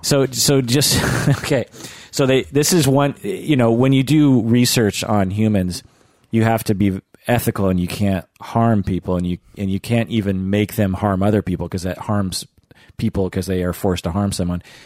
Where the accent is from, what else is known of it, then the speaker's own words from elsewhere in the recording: United States; grew up in the United States